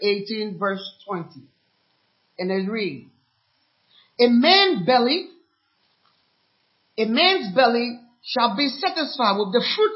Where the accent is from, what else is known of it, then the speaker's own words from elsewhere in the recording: Liberia; also born or lived in Ghana; now in United States; I'm from Liberia anyway, a war-torn country